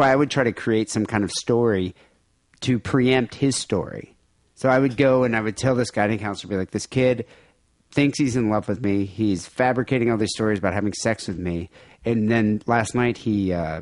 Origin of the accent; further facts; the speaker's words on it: United States; my hometown country, this is our home. It's our country. And we're Americans